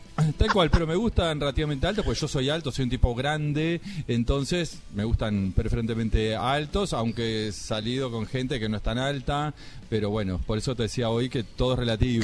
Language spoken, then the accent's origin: Spanish; Maldonado, Uruguay; moved away; Soy el departamento Maldonado, pero Maldonado no es Punta